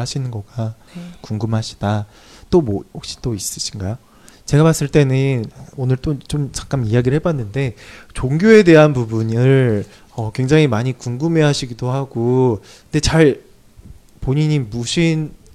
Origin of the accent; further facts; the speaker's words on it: South Korea; 한국 사람 입장에서